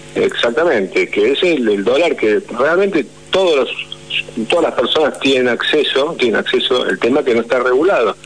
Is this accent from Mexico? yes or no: no; Argentina; en un país como la Argentina no tenemos otra opción más que transformarnos en emprendedores